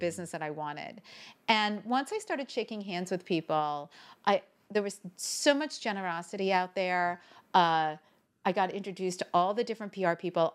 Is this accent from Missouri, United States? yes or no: no; Northern New Jersey, United States; I grew up in New Jersey, Northern